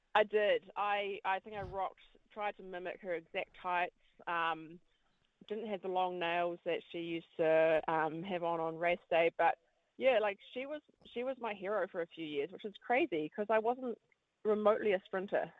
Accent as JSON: {"language": "English", "region": "Wellington", "country": "New Zealand", "tie": "born or raised there", "said": "I heard the World Mountain Running Champs were in my hometown"}